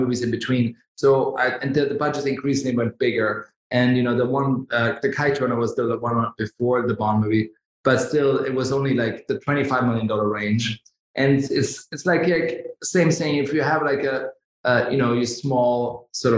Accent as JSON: {"language": "English", "town": "Davos", "region": "Graubünden", "country": "Switzerland", "tie": "born or raised there", "also_born_or_lived": "Germany", "moved": "yes", "said": "I grew up in Switzerland in the mountains, in Davos"}